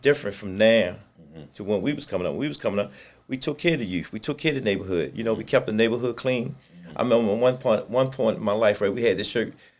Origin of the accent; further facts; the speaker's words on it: Baltimore, Maryland, United States; Came up in the projects. When I sit there and say the projects, I'm originally from the Poe home.